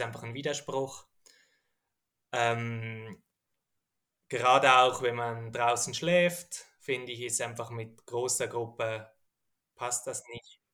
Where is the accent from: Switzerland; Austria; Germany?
Switzerland; Zurich; also aufgewachsen bin ich mal in Zürich